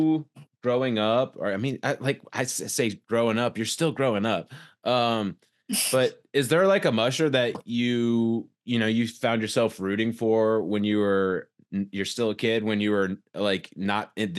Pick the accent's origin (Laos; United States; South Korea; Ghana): United States; Atlanta, Georgia; how we grew up here in Atlanta, Georgia